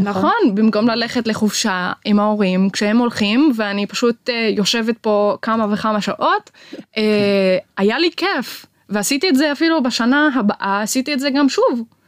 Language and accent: Hebrew; Maghar, Northern District, Israel; אני מהפריפריה, אני ממע'אר